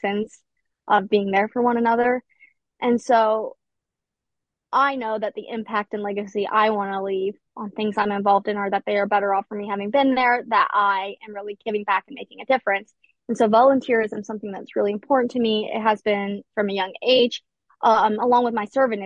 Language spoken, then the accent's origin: English; Appalachian Ohio, United States; also born or lived in Edinburgh, Scotland; I'm actually from Appalachia, Ohio, which is a very impoverished community. I actually grew up in the same town as Joey Burrow